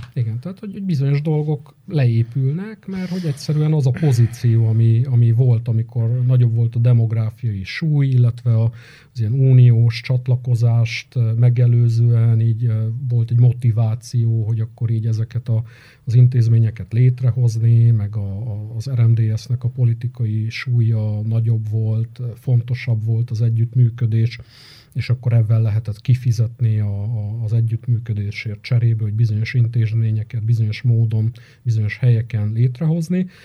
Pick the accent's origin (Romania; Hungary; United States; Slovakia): Romania; Arad, Arad County; moved away as an adult; now in Cluj-Napoca, Romania; én nem tagadtam meg soha az aradiságomat, fontosnak gondolom, és ezt a milliót is, amiben így, így én felnőttem